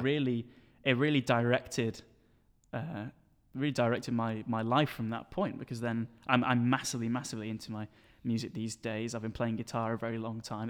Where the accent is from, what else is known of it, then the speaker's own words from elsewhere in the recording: Sheffield, Yorkshire and the Humber, United Kingdom; moved away as an adult; now in Manchester, United Kingdom; born and raised here in Sheffield, and I'm currently studying in Manchester